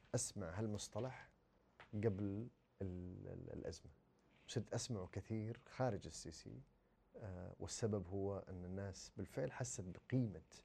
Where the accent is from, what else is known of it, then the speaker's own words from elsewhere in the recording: Saudi Arabia; احنا كسعوديين